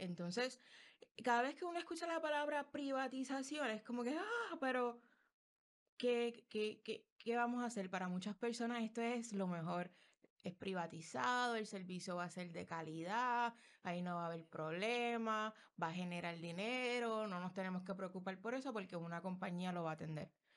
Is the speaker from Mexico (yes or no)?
no; Puerto Rico; como mujer puertorriqueña